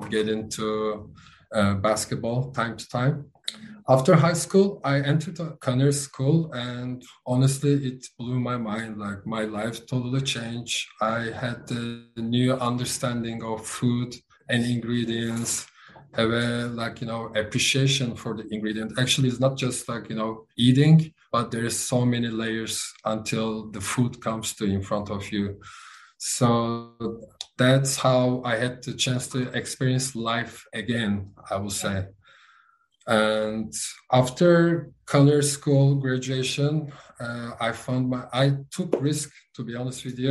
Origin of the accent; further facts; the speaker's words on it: Istanbul, Turkey; English is a second language; moved away as an adult; now in Los Angeles, United States; I was born and raised in Istanbul